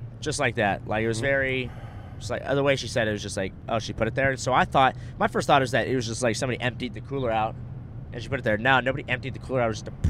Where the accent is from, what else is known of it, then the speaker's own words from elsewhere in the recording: Orange County, California, United States; also born or lived in Florida / Pasadena / Costa Mesa; now in Austin, United States; I'm very West Coast, grew up there. I was born in Florida, grew up in Orange County, LA, lived in Pasadena for some time. Like, it's very I'm very West Coast. I was born to live in New York.